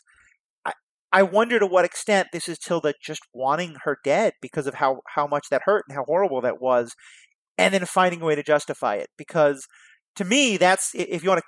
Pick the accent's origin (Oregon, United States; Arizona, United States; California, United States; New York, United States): New York, United States; New York City; growing up in New York City